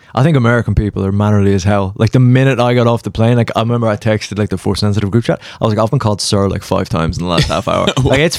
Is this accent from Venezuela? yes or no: no; Carlow, Leinster, Ireland; I'm from Carlow, which is a little shithole nest between Dublin and everything in the south. It's not much in it